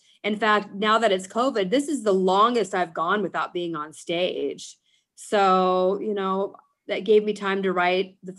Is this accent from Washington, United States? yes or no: no; Placentia, California, United States; also born or lived in Long Beach, California; I was born in Long Beach as a young girl and stayed there till I was about 8 or so. And then I moved to Placentia, which is inland, Orange County, and went to school there